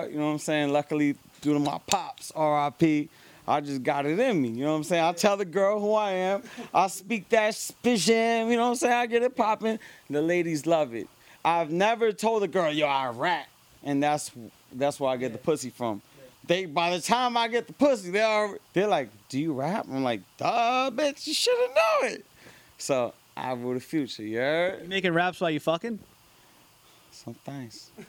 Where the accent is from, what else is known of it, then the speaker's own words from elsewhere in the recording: Lakewood, New Jersey, United States; born there; also born or lived in Miami / New York; I was born in Lakewood, New Jersey. You know what I'm saying? Jersey born. Then I lived in Miami.